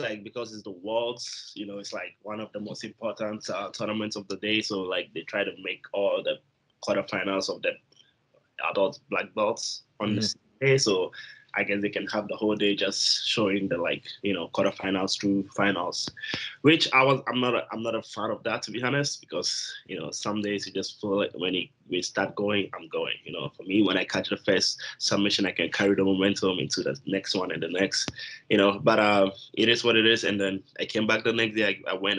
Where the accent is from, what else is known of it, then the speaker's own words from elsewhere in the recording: Japan; English is a second language; also born or lived in Ghana; So I'm originally from Ghana and coming from there. You know, I moved to Japan at some point. That's where I grew up. I went to high school.